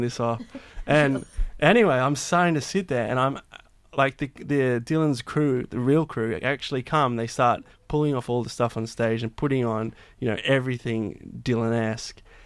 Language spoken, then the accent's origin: English; Blue Mountains, New South Wales, Australia; moved away as an adult; I grew up in the Blue Mountains